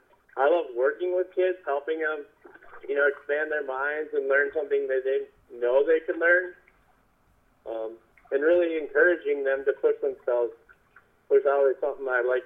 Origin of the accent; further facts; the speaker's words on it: Mankato, Minnesota, United States; I am from Mankato, Minnesota.